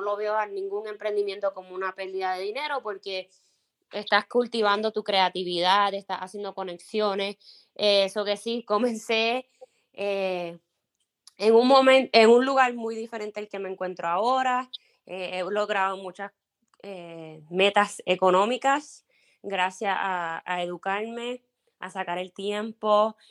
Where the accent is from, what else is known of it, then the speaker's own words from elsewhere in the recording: Puerto Rico; first language Spanish; moved away as an adult; now in Minnesota, United States; nací y me crié en Puerto Rico y llevo casi seis años eh, viviendo